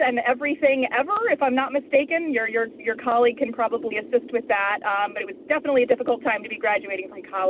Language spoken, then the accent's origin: English; Dallas, Texas, United States; moved away as an adult; now in Chicago, United States; So I grew up in Dallas, Texas. I've lived in Chicago since 2004.